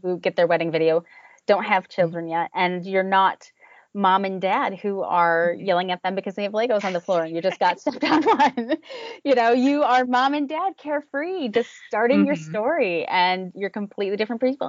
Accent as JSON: {"language": "English", "region": "New Jersey", "country": "United States", "moved": "as an adult", "lives_now": "Cape Cod, United States", "said": "Originally, uh, we are from New Jersey and uh, mm-hmm. right around the New York metro area"}